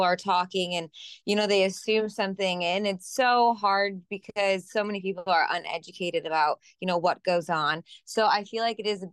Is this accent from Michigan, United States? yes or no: yes; Michigan, United States; also born or lived in Indiana / Ohio; now in East Coast, United States; I grew up in Michigan, but I lived in Indiana and Ohio